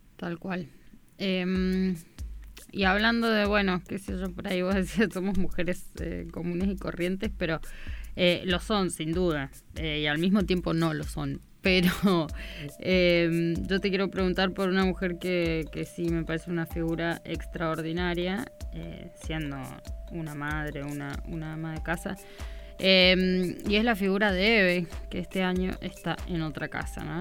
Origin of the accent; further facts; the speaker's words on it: Argentina; nosotros como pueblo argentino tenemos una historia